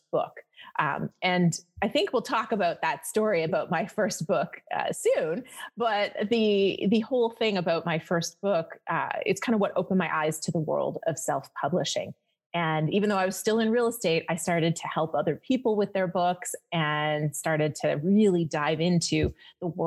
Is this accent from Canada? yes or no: yes; Canada; moved away as an adult; now in Las Vegas, United States; I'm Canadian.